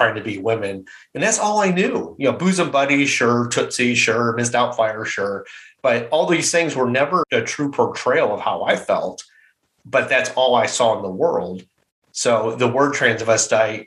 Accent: Midwest, United States; growing up in the Midwest

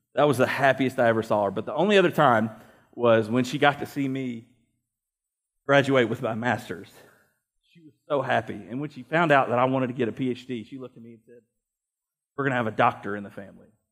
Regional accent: United States; as American Christians

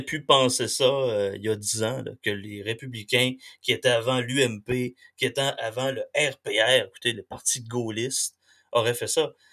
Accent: Quebec, Canada; quand on est québécois

